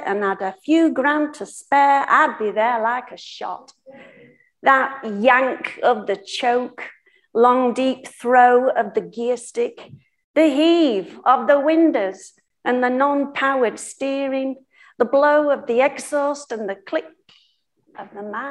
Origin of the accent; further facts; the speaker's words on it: Doncaster, Yorkshire and the Humber, United Kingdom; my Gypsy Roma traveller heritage and ethnicity, and then growing up in Doncaster, my family, my community, coal mining heritage.